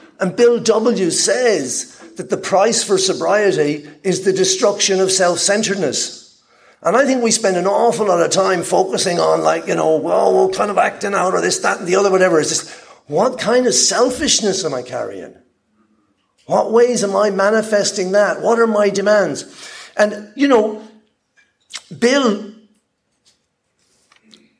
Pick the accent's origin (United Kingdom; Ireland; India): Ireland; moved away; also born or lived in Peru; I'm Irish, nationalized Peruvian